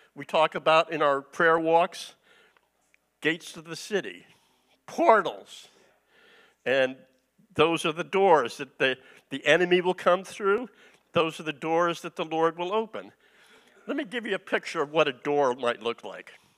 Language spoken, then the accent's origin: English; East Coast, United States; moved away as an adult; also born or lived in California; I'm originally from the East Coast